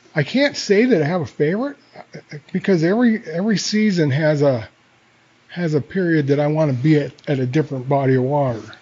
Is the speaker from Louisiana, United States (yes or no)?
no; Coeur d'Alene, Idaho, United States; I grew up in Coeur d'Alene, and uh, I'm glad that I grew up in Coeur d'Alene